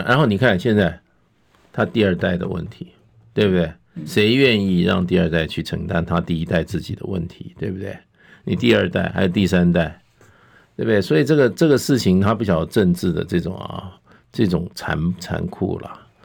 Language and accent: Chinese; Taiwan; 我们台湾